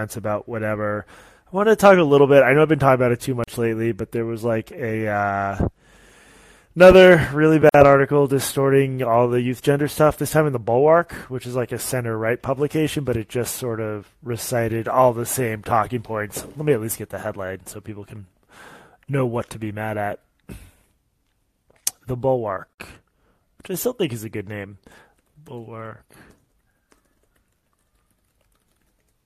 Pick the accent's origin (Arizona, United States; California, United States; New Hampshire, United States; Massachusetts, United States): Massachusetts, United States; Boston; Boston, which is my hometown